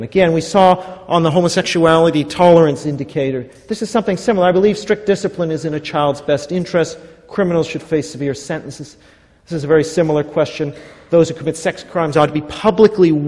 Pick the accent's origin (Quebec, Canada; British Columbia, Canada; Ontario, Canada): British Columbia, Canada; Vancouver; I'm from Vancouver, Canada